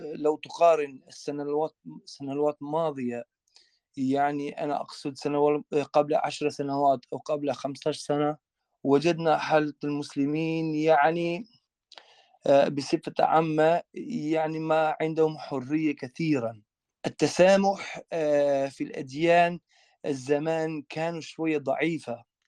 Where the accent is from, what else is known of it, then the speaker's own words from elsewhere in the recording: Kosovo; Arabic is a second language; moved away as an adult; also born or lived in Libya; now in Germany; خريج حتى من مدرسة ثانوية إسلامية في في بريشتينا في عاصمتنا